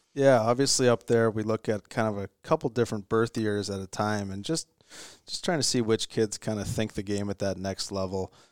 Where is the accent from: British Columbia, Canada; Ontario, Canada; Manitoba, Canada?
Manitoba, Canada; Virden; I grew up in Verdun, Manitoba